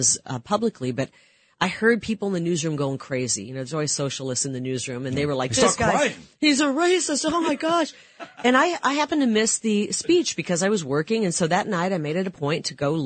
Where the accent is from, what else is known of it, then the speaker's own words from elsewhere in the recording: Iowa, United States; growing up in Iowa